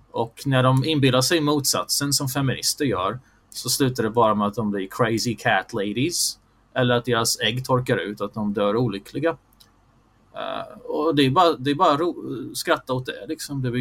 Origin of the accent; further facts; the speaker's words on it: Bosnia & Herzegovina; jag är bosnisk muslim i, i grunden.